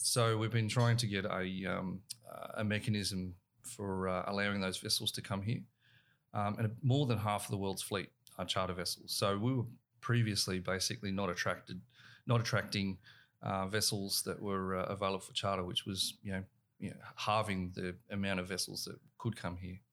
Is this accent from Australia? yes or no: yes; Australia; our, our young kids are growing up in and around the water.